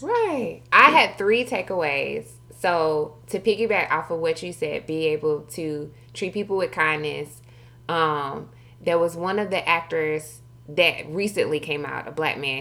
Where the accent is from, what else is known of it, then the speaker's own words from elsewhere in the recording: Milledgeville, Georgia, United States; accent: Southern twang; moved away; I'm from Georgia. I'm from the South